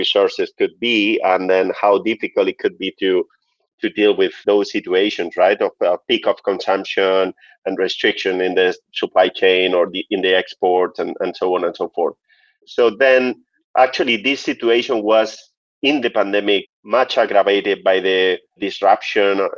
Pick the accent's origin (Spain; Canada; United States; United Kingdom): Spain; Murcia, Region of Murcia; moved away as an adult; now in Dubai, United Arab Emirates; I am from Spain, from Murcia, which is in the southeast of Spain, a very Mediterranean and beautiful region. But I am based in Dubai for the past 12 years.